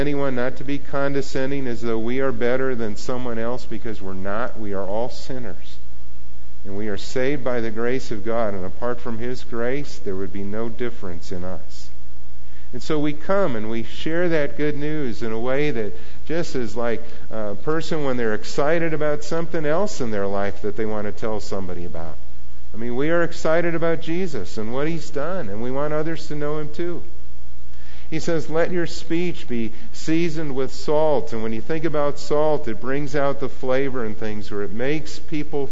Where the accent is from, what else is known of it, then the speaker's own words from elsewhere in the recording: Argyle, Minnesota, United States; where I grew up in Argyle, Minnesota